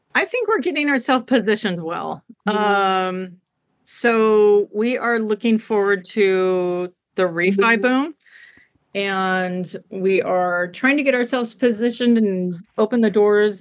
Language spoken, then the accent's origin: English; Chico, California, United States; now in Hawaii, United States; i'm from california I, so i'm from chico california